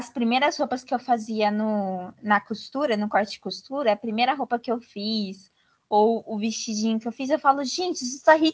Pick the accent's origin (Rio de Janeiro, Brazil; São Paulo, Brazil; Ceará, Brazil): São Paulo, Brazil; E quando eu me mudei para Minas, sul de Minas, né, que eu sou de São Paulo, interior de São Paulo, é, eu queria usar chapéu